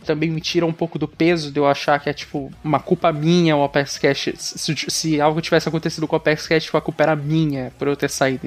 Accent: Palmas, Tocantins, Brazil; eu sou de Palmas, Tocantins

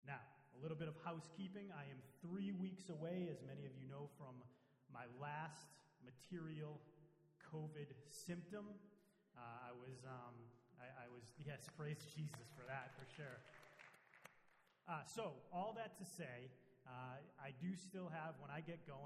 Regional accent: Beverly, Massachusetts, United States; also born or lived in Danvers; I am native to this area. I was born in Beverly Hospital. I was raised in Beverly and Danvers

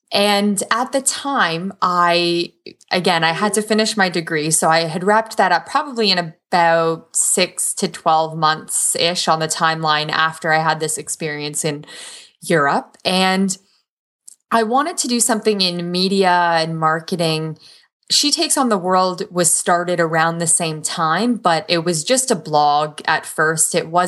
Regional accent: Waterloo, Ontario, Canada; I was born in Toronto. Mostly grew up and went to school in Waterloo region, and we're like the Silicon Valley of Canada.

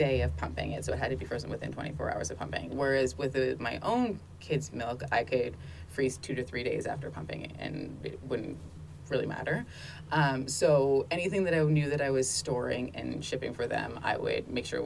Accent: Shediac, New Brunswick, Canada; I'm from Shediac, the lobster Canada of the world.

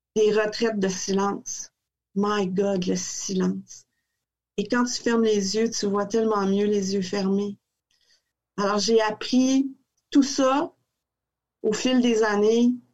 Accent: Quebec City, Quebec, Canada; moved away as an adult; fille de Québec, très amoureuse de cette ville-là. Je suis sortie de Québec

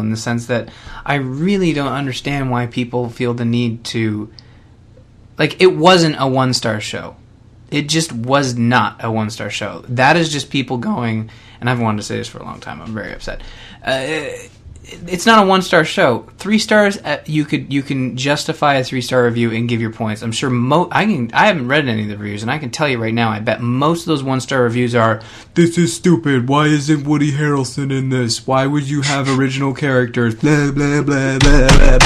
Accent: Canada; I'm Canadian

